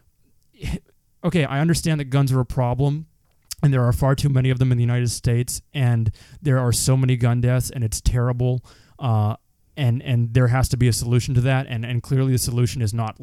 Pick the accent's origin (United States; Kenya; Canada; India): Canada; I'm a Canadian